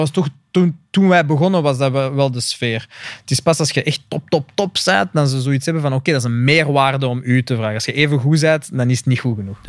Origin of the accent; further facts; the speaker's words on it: Flanders, Belgium; ik ben gewoon een Vlaming